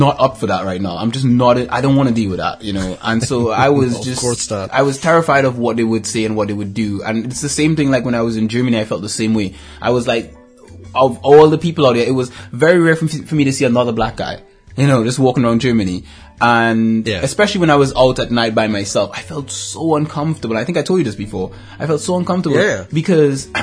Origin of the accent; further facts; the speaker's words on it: Trinidad & Tobago; moved away; I grew up in Trinidad and Tobago